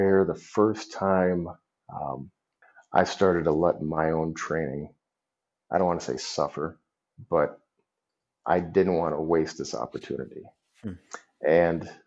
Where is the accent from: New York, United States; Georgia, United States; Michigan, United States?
Michigan, United States; Detroit; moved away as an adult; also born or lived in Kalamazoo, Michigan / Las Vegas, Nevada; now in DeKalb, United States; growing up in Detroit